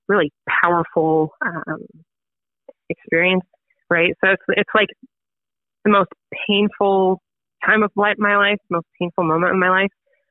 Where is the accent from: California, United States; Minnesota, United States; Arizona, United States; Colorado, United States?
Colorado, United States; Monument; I was born and raised in Colorado, and that's where I live now. That's where I ended up again. I grew up in a town called Monument, Colorado